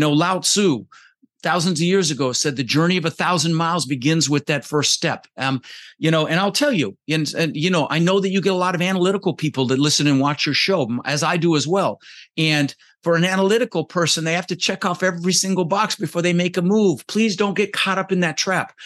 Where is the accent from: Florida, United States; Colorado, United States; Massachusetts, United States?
Colorado, United States; Denver; English is a second language; also born or lived in Netherlands; we ended up in Denver, Colorado, where I lived for about thirty years